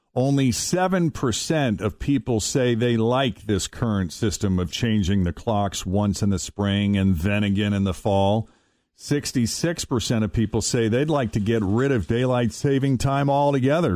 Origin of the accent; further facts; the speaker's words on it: East Coast, United States; now in Cincinnati, United States; growing up in the East Coast, uh, we're still in the Eastern time zone like we are here in Cincinnati